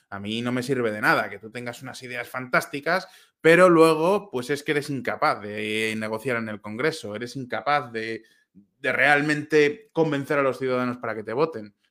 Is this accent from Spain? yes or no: yes; Spain; moved away as an adult; Yo me fui de España porque estaba desencantado con lo que estaba haciendo el PP en aquel momento.